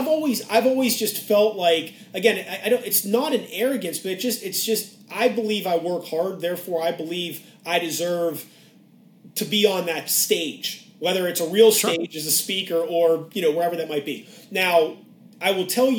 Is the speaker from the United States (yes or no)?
yes; Pittsburgh, Pennsylvania, United States; moved away; I grew up in Pittsburgh